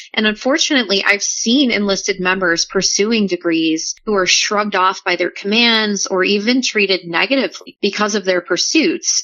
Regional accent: New Orleans, Louisiana, United States; moved away; I'm originally from New Orleans

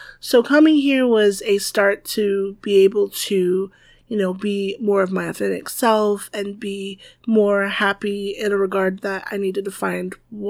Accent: the South, United States; I'm from the South. We use lots of butter.

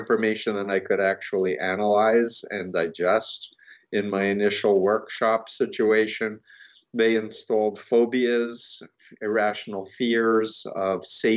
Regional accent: New York City, New York, United States; I grew up 1.3 miles from Donald Trump

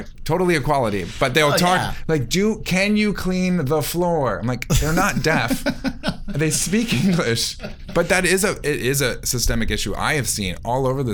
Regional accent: the South, United States; now in Washington, United States; I grew up in the South

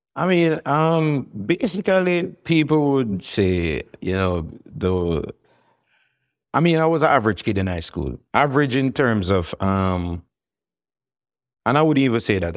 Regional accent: Kingston, Jamaica; it's a very vibrant, religious musical in era that I grew up

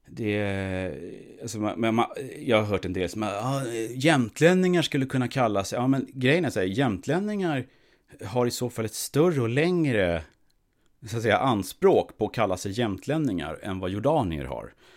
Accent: Sweden; som svensk

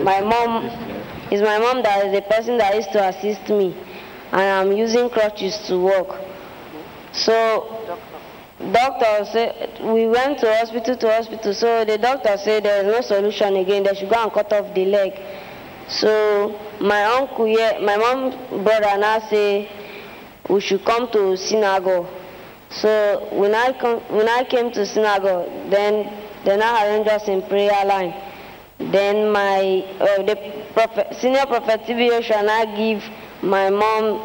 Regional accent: Ibadan, Oyo, Nigeria; now in Cross River State, Nigeria; I'm from Oyo State, Ibadan. I reside in my mother's village, Cross River State

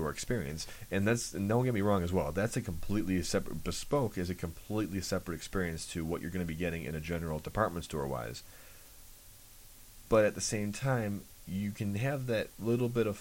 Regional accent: Chicago, Illinois, United States; I'm from Chicago

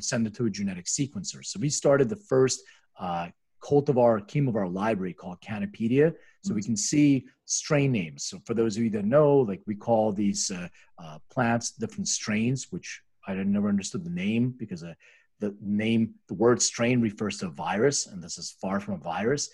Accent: Philadelphia, Pennsylvania, United States; moved away as an adult; also born or lived in Lithuania; now in Los Angeles, United States; I was actually born in Lithuania. And I'm immigrated when I was 6 years old and grew up in Philadelphia

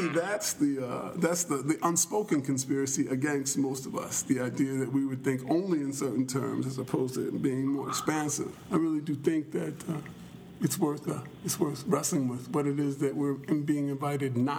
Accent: Philadelphia, Pennsylvania, United States; moved away as an adult; also born or lived in Texas; I grew up in Philadelphia, and then I lived in Texas for a while

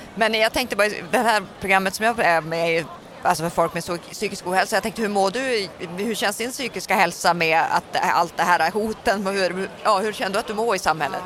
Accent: northern Sweden, Sweden; jag är ju från norra Sverige själv

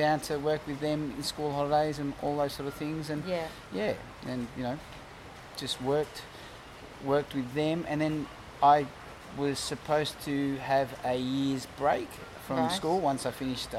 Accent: Melbourne, Victoria, Australia; also born or lived in Jersey, Channel Islands / South Yarra; I grew up in Brunswick. I'm from the other side of the tracks.

